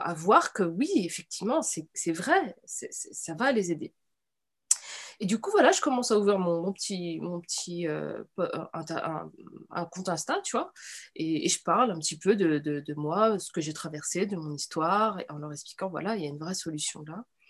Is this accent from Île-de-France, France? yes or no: no; Nantes, Pays de la Loire, France; j'ai grandi, tu vois, à Nantes